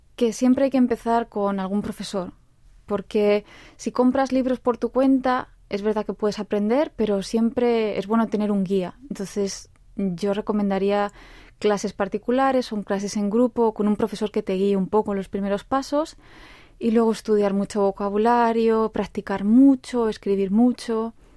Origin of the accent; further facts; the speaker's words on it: Spain; now in South Korea; yo soy de España